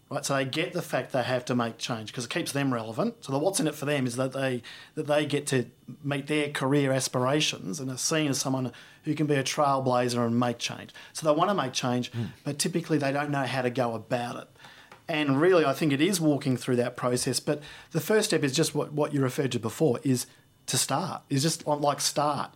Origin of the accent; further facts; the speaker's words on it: Australia; as an Australian